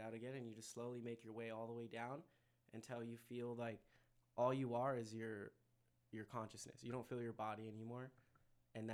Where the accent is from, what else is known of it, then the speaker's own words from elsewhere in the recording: California, United States; born there; also born or lived in Connecticut / North Carolina / Denver; now in El Paso, United States; I was born in California, and then I went to like Connecticut, and then North Carolina, and then Denver, and then came here